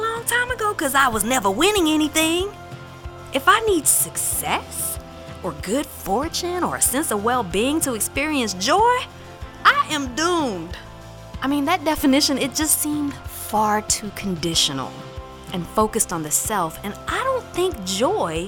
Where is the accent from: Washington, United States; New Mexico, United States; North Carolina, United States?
North Carolina, United States; Warren County; now in New York City, United States; ever since I was a little girl growing up in Warren County, North Carolina